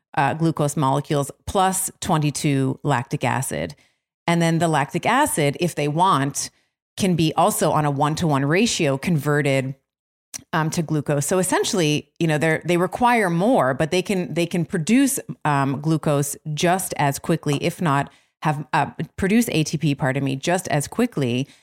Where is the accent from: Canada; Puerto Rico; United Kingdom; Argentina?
Canada; Toronto, Ontario; Toronto, which is my hometown